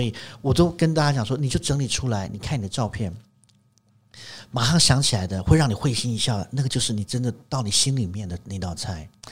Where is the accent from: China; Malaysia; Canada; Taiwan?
Taiwan; 我们台湾人